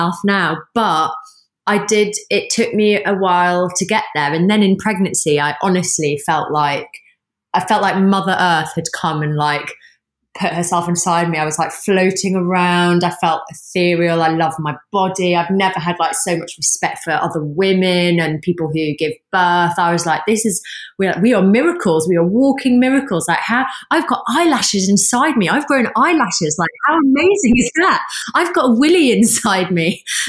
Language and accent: English; England, United Kingdom; would never guess from my accent, but I'm a northerner.